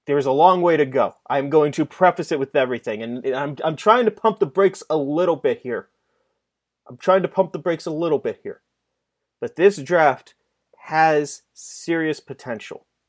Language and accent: English; Pittsburgh, Pennsylvania, United States; I grew up in Pittsburgh in, in the early two thousands